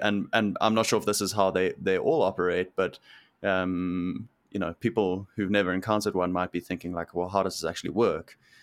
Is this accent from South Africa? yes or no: yes; South Africa; moved away as an adult; now in Vancouver, Canada; growing up in South Africa.